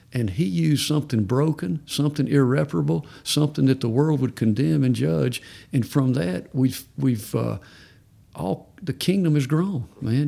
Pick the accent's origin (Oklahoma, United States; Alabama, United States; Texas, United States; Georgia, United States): Georgia, United States; I'm from Georgia